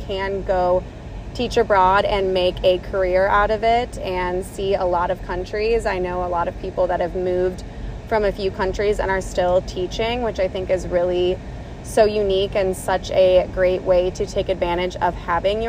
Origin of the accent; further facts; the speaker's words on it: United States; first language English; moved away; also born or lived in Thailand; as Americans